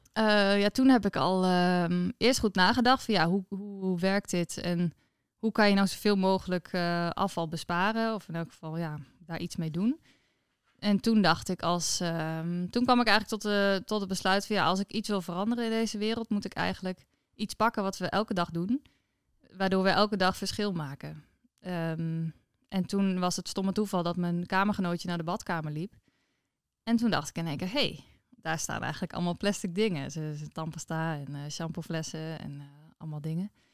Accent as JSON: {"language": "Dutch", "town": "Noordwolde", "region": "Friesland", "country": "Netherlands", "tie": "born or raised there", "said": "ik ben opgegroeid in Noordwolde. Het is een heel mooi eh, klein plaatsje onder in Friesland."}